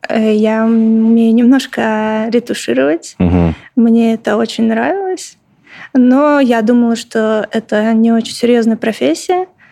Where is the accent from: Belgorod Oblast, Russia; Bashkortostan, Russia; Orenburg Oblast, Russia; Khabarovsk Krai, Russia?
Belgorod Oblast, Russia; Stary Oskol; moved away as an adult; also born or lived in Saint Petersburg; Я родилась сама в Старом Осколе